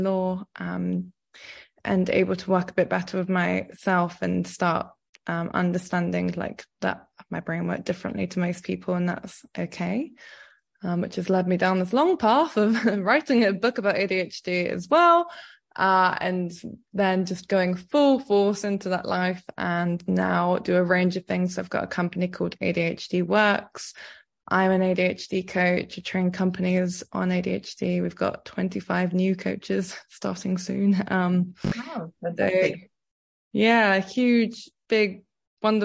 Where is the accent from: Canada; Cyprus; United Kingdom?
Cyprus; I grew up in Cyprus